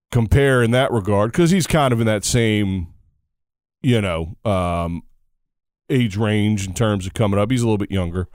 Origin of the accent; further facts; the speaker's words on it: United States; as an American